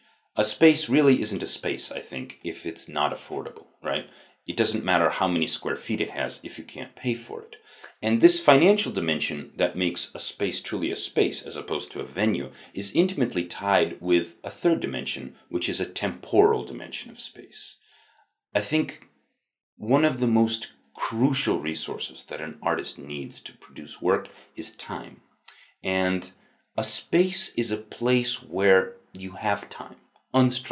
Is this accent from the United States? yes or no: yes; upstate New York, United States; I grew up in the Rust Belt of upstate New York.